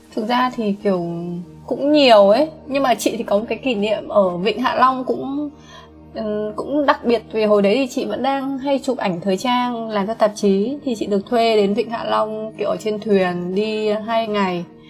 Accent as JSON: {"language": "Vietnamese", "country": "Vietnam", "said": "mình là người Việt Nam"}